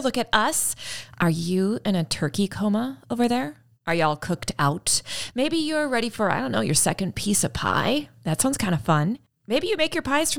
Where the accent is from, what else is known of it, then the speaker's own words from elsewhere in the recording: Midwest, United States; I'm a Midwesterner